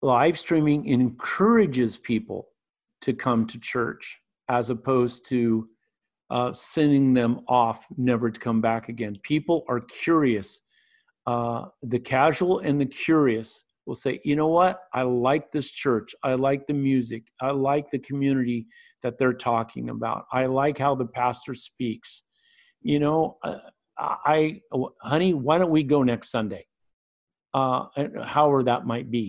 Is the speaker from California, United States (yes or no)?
yes; Northern California, United States; It's a church here in my hometown in Northern California